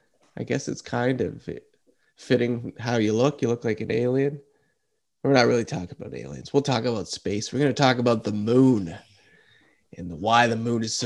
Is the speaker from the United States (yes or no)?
no; Canada; Normally you could travel the world fine as a Canadian